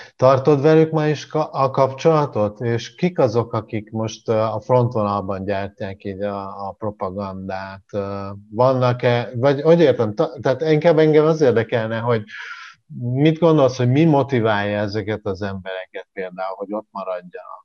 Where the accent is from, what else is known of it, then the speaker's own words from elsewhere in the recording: Jász-Nagykun-Szolnok, Hungary; moved away; én Jászlókon szólnak megyéből származom